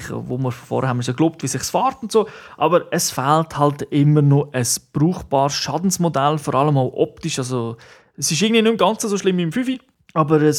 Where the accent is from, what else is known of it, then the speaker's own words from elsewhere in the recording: Switzerland; Bei uns in der Schweiz noch nicht, aber immerhin im Ausland.